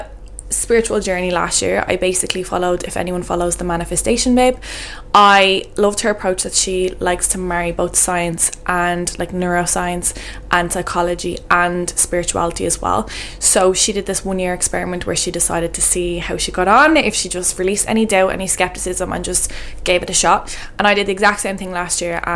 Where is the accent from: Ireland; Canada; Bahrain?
Ireland; moved away as an adult; now in Portugal; I was living away from Ireland